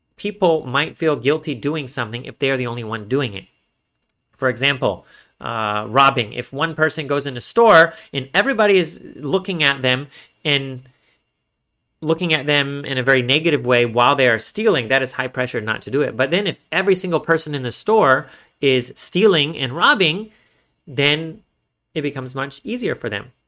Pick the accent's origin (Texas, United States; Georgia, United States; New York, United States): Texas, United States; I'm from Texas